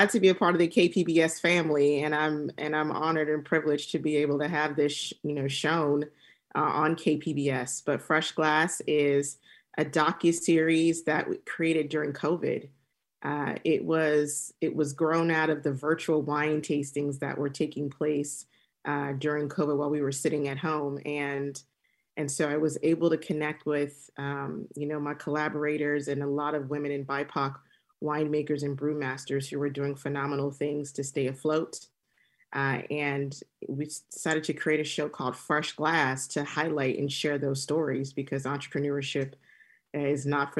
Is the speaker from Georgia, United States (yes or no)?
no; Temecula, California, United States; I grew up in Temecula, and through my exploration of traveling and in my professional journey, I've been drinking a lot of wine.